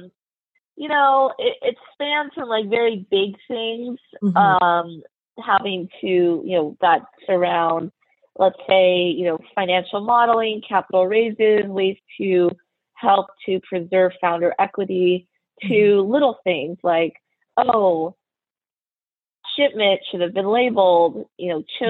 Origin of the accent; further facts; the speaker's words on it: United States; I'm Chinese American, and so I grew up in a very homogenous Caucasian community.